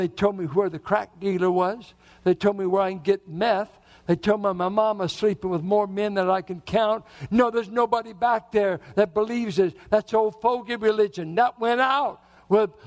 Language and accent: English; Richmond, Virginia, United States; as a boy growing up in Richmond, I grew up mainly with whites and blacks in Richmond in the 40s and 50s